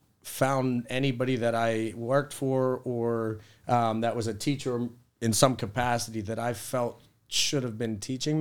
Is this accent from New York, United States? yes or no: no; Finleyville, Pennsylvania, United States; I grew up in the South Hills in a small town, Finleyville.